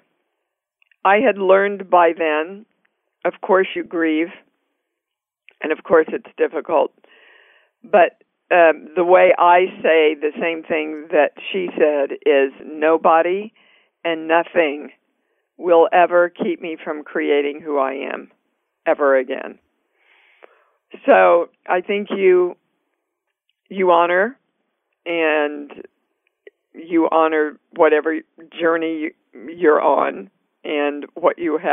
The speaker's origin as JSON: {"language": "English", "town": "Kansas City", "region": "Kansas", "country": "United States", "tie": "born or raised there", "also_born_or_lived": "New York City", "moved": "as an adult", "said": "I was born and raised in Kansas City, Kansas. Actually, never left Kansas City until I was around 27"}